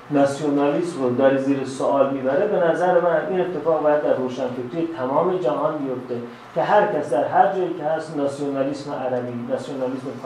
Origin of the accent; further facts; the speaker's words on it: Iran; born there; من در ایران به دنیا آمدم